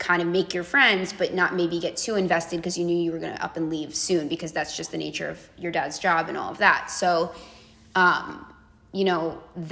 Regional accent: Tenafly, New Jersey, United States; we grew up in Tenafly, New Jersey

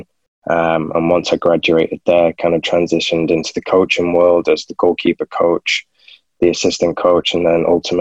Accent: Manchester, North West England, United Kingdom; moved away as an adult; also born or lived in San Antonio, Texas; I'm coming from Manchester where it's raining most of the time, and I've gone to San Antonio

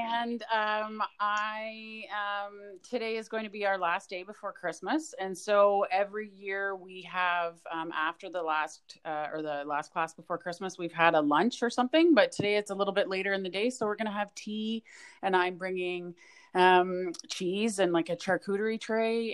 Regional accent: Edmonton, Alberta, Canada; moved away; I grew up in Edmonton

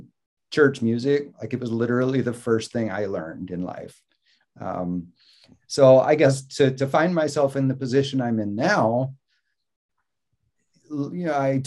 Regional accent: Mississippi, United States; born there; The only reason I was born in Mississippi was because my dad was in seminary in New Orleans.

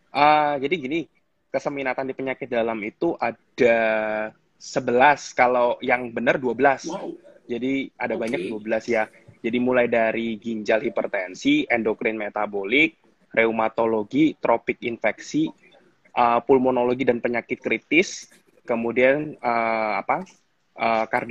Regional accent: Jakarta, Indonesia; moved away as an adult; also born or lived in Solo; now in Semarang, Indonesia; saya dari Jakarta dulu waktu SMA saya di Jakarta. Jadi dari kecil sampai SMA itu saya di Jakarta

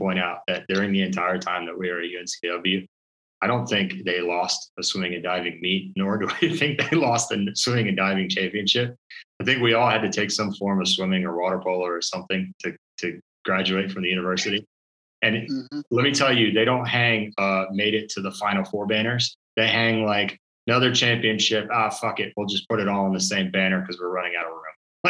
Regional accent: Maryland, United States; Being from and growing up in Maryland

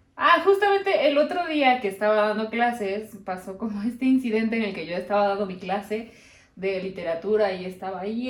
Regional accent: Mexico; aquí que estamos los mexicanos

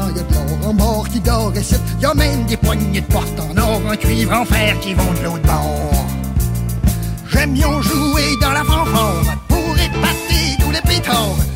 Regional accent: Val-d'Or, Quebec, Canada; born there; le 13 février 1939, je suis né à Val d'Or en Abitibi, dans ce pays qui est encore tout neuf.

